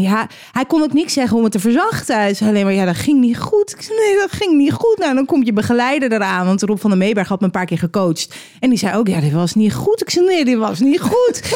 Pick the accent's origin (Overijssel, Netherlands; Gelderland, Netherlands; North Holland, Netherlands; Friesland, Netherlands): North Holland, Netherlands; Edam; Dat ik uit Edam kom